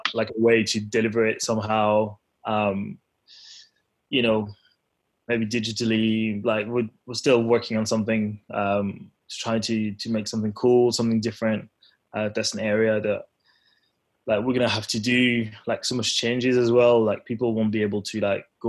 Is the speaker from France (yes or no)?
yes; Paris, Île-de-France, France; moved away; I'm from Paris.